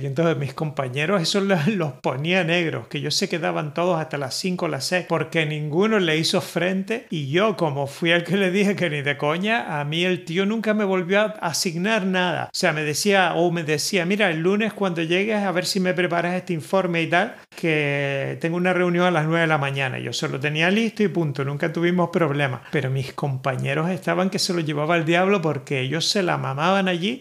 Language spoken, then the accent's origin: Spanish; Gran Canaria, Canary Islands, Spain; yo soy de Gran Canaria